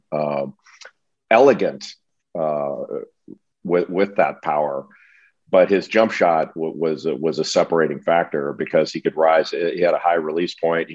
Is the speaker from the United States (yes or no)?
yes; Los Angeles, California, United States; I grew up in Los Angeles